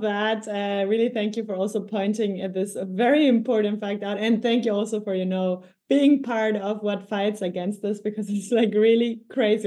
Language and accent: English; Ecuador; now in Germany; I come from Ecuador, I moved to Germany